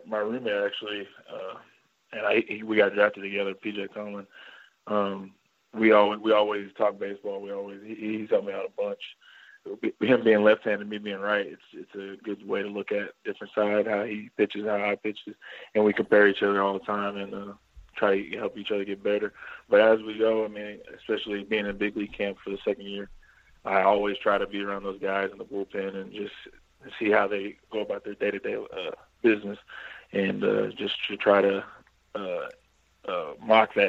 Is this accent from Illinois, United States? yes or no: no; Kennedale, Texas, United States; I grew up in Kennedale, Texas. It's about 10 miles from Fort Worth.